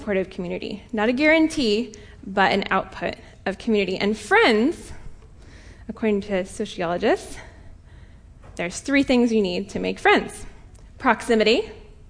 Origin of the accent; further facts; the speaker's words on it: Colorado, United States; moved away; I'm from Colorado originally.